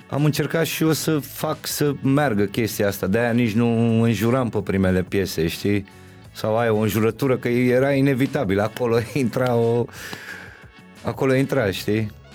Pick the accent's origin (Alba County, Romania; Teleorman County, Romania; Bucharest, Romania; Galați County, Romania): Bucharest, Romania; also born or lived in Berceni, Bucharest; eu eram din Titan, cred că încă nu ne mutasem în Berceni